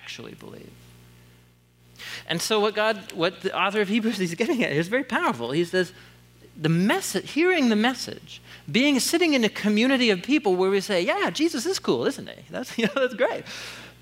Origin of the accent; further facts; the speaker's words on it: Portland, Oregon, United States; moved away as an adult; after moving back to Portland, so I was gone almost 10 years, and I grew up here in Southeast